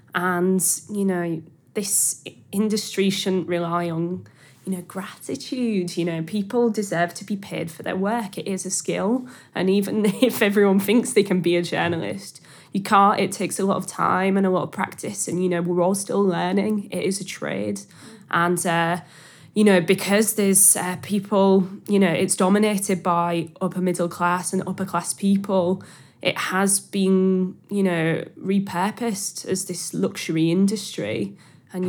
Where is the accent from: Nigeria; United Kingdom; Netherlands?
United Kingdom; Hull, Yorkshire and the Humber; accent: Hull; My accent's cleaved off a bit, which I'm really frustrated about. It's now this broad mess rather than, like, a specifically Hull accent.